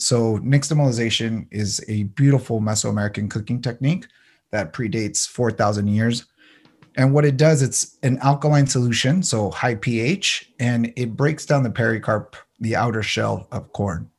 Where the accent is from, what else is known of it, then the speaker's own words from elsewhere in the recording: San Diego, California, United States; also born or lived in El Paso, Texas / Ciudad Juarez (family); So I was born in El Paso, Texas, but came at a young age to San Diego. So I consider myself Tejano, but also San Diegan